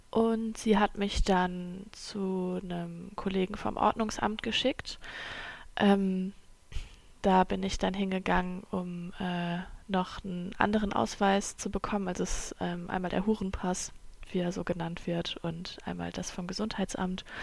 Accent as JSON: {"language": "German", "country": "Germany", "tie": "born or raised there", "first_language": "German", "said": "ich bin in Deutschland aufgewachsen und ähm, das ist meine Muttersprache."}